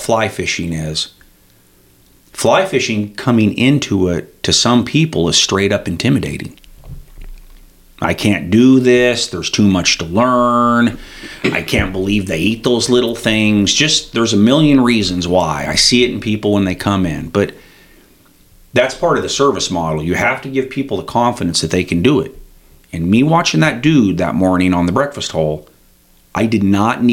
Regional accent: Red Lodge, Montana, United States; I'm from Red Lodge ultimately

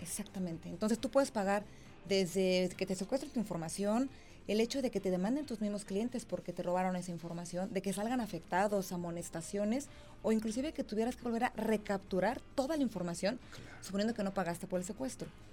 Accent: Mexico; como mexicanos

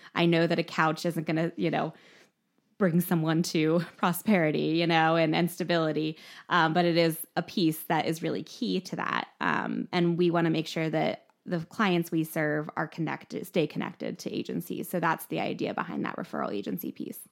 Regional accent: Mifflinburg, Pennsylvania, United States; I was raised in Mifflinburg, so just a few miles from here in Milton.

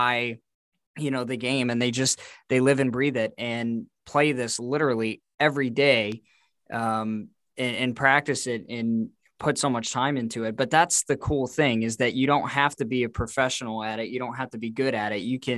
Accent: Dubuque, Iowa, United States; growing up as a kid, my entire childhood in the backyard, growing up in Dubuque, Iowa, northeast corner of the state of Iowa here in the tri-state area.

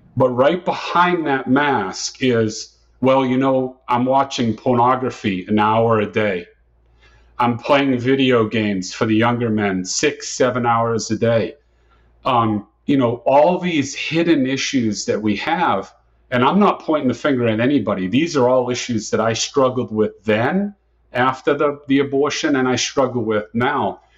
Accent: Dartmouth, Massachusetts, United States; moved away as an adult; now in Tampa, United States; I was born and raised in Dartmouth, Massachusetts, and I spent the first 26 years of my life there in Dartmouth, Massachusetts.

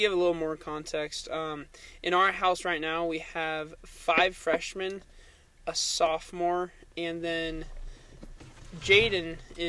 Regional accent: Eugene, Oregon, United States; born there; also born or lived in Salem; Yeah, so, after I was born in Eugene, I spent some time in Salem, Oregon, lived there for a little while.

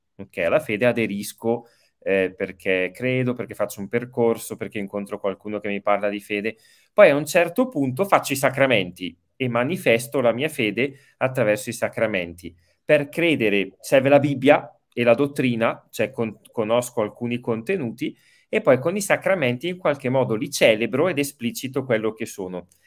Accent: Brembate di Sopra, Lombardy, Italy; also born or lived in Rome; sono di Bergamo, eh, nato a Bergamo, Brembate Sopra

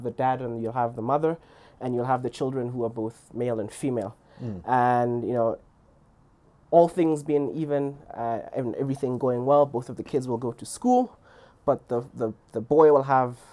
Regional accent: Lesotho; moved away; also born or lived in Stellenbosch; I grew up in Lesotho and I grew up in a village.

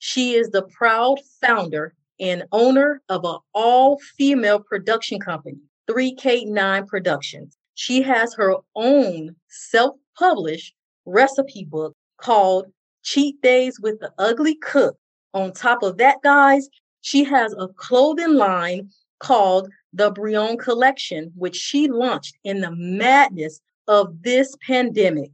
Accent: Chicago, Illinois, United States; growing up in Chicago

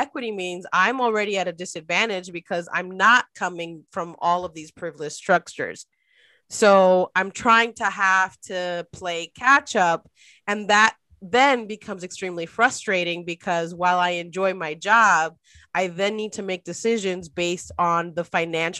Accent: Dominican Republic; moved away; I'm an immigrant. My family, I was born in the Dominican Republic. I'm born to immigrant parents

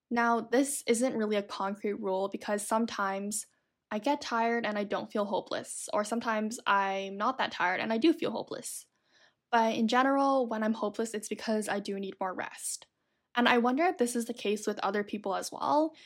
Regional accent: Toronto, Ontario, Canada; Growing up in Toronto, there was a decent amount of snow, I would say.

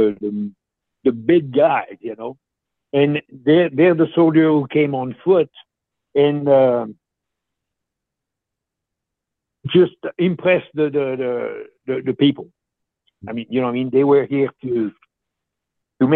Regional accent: Switzerland; first language French; English is a second language; moved away as an adult; now in United States; from a little village who was in comfort, believe it or not, in the mountains, and there was 250 people.

